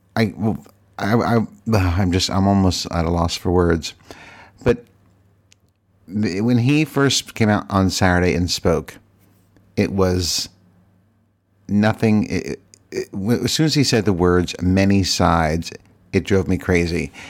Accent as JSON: {"language": "English", "region": "Virginia", "country": "United States", "tie": "born or raised there", "moved": "as an adult", "said": "I lived in Virginia for fifty years, and I can say that it is my home state"}